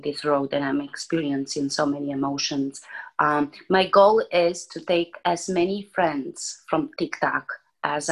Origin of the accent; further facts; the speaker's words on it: Romania; English is a second language; moved away as an adult; now in United States; I was born in Romania, born and raised, moved in the United States when I was 23 years old